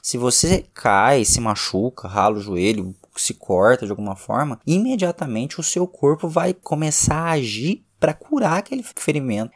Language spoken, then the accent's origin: Portuguese; Minas Gerais, Brazil; Como mineiro que sou